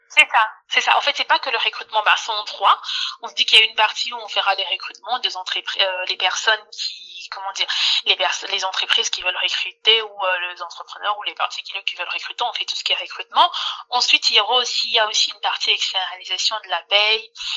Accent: Kinshasa, DR Congo; moved away; à Kinshasa, à Kinshasa en RDC, dans mon pays d'origine

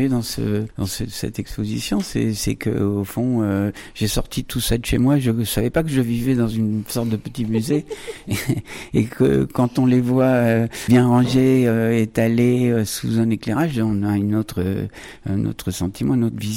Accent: Buenos Aires, Argentina; born there; mes origines je suis né à Buenos Aires en Argentine en 1948 et donc je suis né dans un port un grand port de commerce

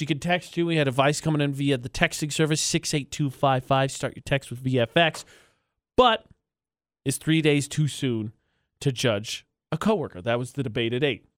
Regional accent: Lafayette, United States; moved away; my hometown of Lafayette

